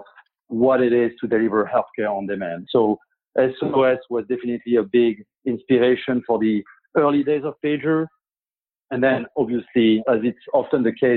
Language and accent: English; Paris, Île-de-France, France; now in United States; I'm French, and I grew up in France, in Paris.